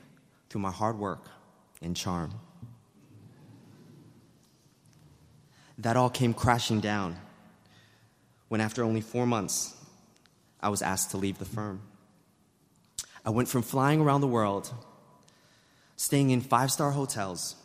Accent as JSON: {"language": "English", "town": "New York City", "region": "New York", "country": "United States", "tie": "born or raised there", "said": "growing up in New York City was tough"}